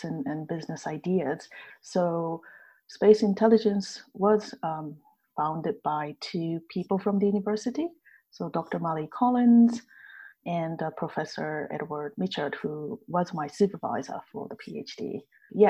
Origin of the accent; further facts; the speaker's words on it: Japan; moved away as an adult; now in Edinburgh, United Kingdom; I'm originally from Japan